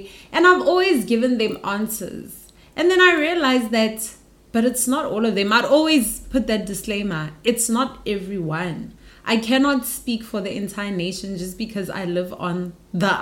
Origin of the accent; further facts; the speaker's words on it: Pretoria, Gauteng, South Africa; moved away as an adult; also born or lived in Johannesburg; now in South Korea; I'm from Pretoria, and then I moved to Joburg when I was 19, for university